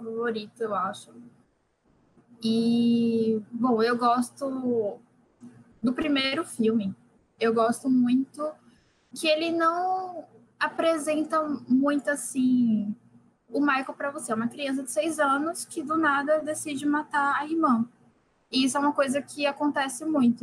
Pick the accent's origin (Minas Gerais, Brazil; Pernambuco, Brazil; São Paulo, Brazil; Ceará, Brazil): Pernambuco, Brazil; Recife; eu sou de Recife